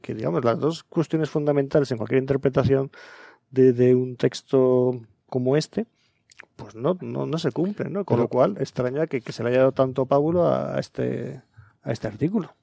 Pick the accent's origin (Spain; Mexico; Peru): Spain; Aragon; yo soy aragonés de nacimiento